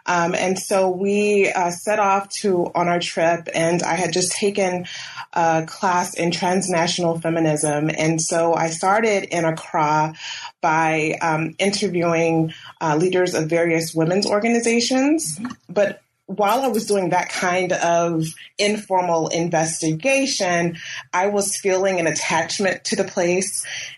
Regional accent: Columbia, South Carolina, United States; Well, I'm originally from Columbia, South Carolina. I went to all of my schooling there in South Carolina from birth through my bachelor's

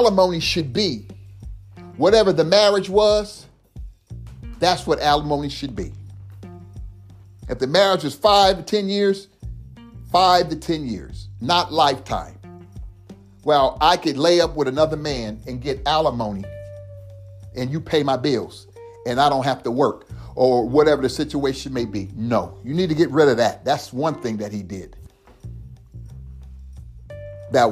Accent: United States

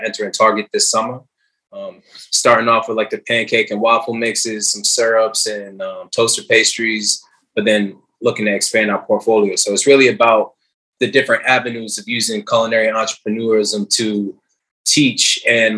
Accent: Hartford, Connecticut, United States; moved away; also born or lived in the Bronx; I was born in Hartford, Connecticut, but I've been adopted by the Bronx in the past, you know, decade or so.

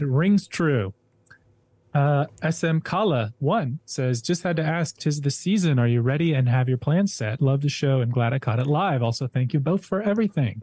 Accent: Hendersonville, Tennessee, United States; moved away; I'm from Hendersonville, Tennessee, lived in Hendersonville, Tennessee for a few years.

